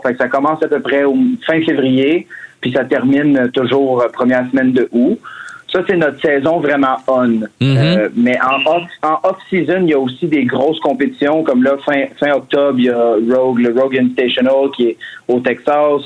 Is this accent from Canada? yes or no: yes; Drummondville, Quebec, Canada; now in Montreal, Canada; je viens de Drummond, par contre, mais euh, ça fait, ça fait maintenant un peu plus de dix ans que je suis à Montréal.